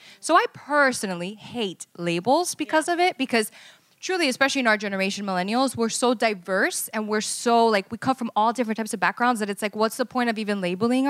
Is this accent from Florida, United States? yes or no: yes; Miami, Florida, United States; now in Los Angeles, United States; growing up in Miami, you know, everybody is like Cuban or Venezuelan, or there's so much culture, just like here in Los Angeles. And I didn't realize that I was quote unquote Latina, like a label, until I moved here.